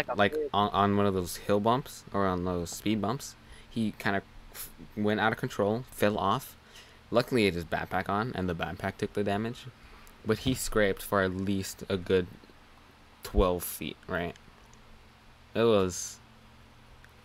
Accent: United States; I'm American

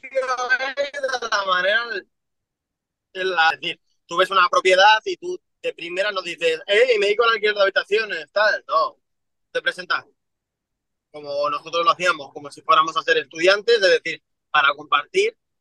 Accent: Madrid, Community of Madrid, Spain; yo me crié en San Cristóbal de los Ángeles, que es uno de los peores barrios que, existe en Madrid.

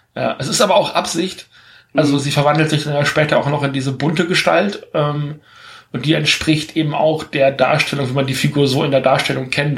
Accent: Germany; bei uns im Westen in Deutschland

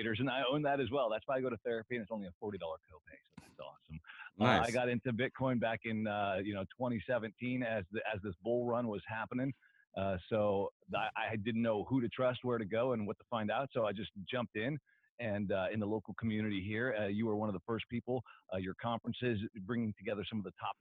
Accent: Edmonds, Washington, United States; I was 5 years old growing up in Edmonds

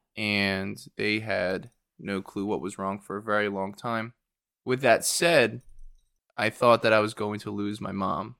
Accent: Warminster, Pennsylvania, United States; also born or lived in Philadelphia, Pennsylvania / Chester, Pennsylvania; now in Aston, United States; I grew up in Warminster, Pennsylvania

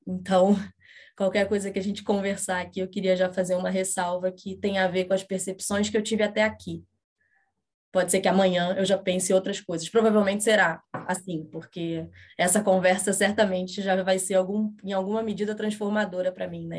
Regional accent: Rio de Janeiro, Brazil; Eu sou do Rio de Janeiro

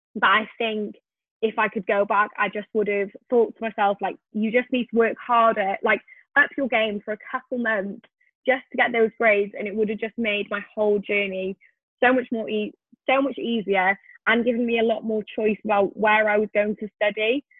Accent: Wales, United Kingdom; moved away; I am originally from Wales

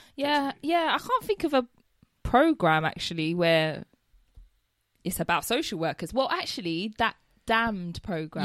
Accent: London, United Kingdom; I'm born and raised London. I've lived here all my life.

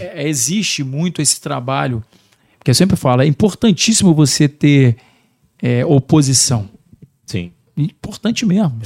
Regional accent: Barra do Piraí, Rio de Janeiro, Brazil; also born or lived in Vargem Alegre; Sou nascido, sou nascido literalmente em Barra do Piraí mesmo

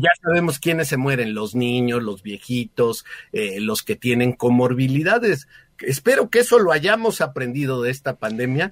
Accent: Mexico; como ciudadanos mexicanos

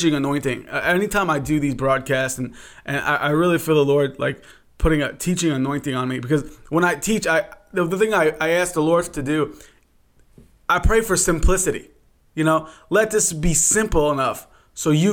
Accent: New York, United States; now in Pittsburgh, United States; Originally from New York, and now we reside in the great state of Pennsylvania

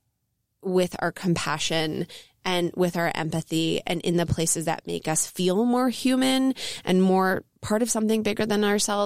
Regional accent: Elkins Park, Pennsylvania, United States; also born or lived in Jenkintown, Pennsylvania; I'm originally from Elkins Park, Pennsylvania, and I spent my grade school years at Abington Friends in Jenkintown in the suburbs of Philly

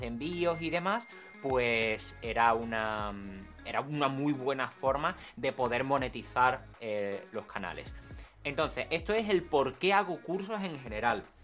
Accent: San Fernando, Andalusia, Spain; accent: andaluz; soy de Cádiz, que soy de, un pueblo, quiero decir, de, bueno, un pueblo. Soy de San Fernando realmente.

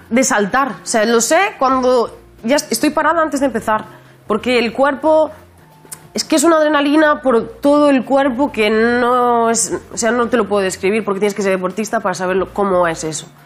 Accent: Spain; la gente me siente española, porque yo soy, que soy española

